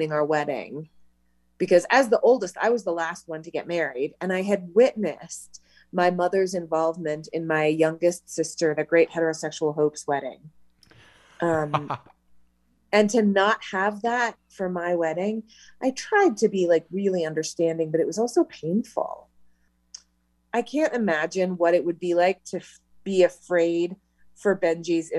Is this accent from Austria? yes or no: no; Loveland, Colorado, United States; moved away as an adult; also born or lived in Greeley, Colorado; I was born in Greeley, Colorado, and grew up in Loveland until I was 27.